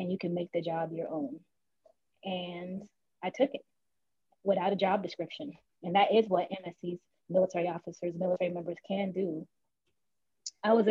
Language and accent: English; Charleston, South Carolina, United States; I'm from Charleston, South Carolina, born and raised.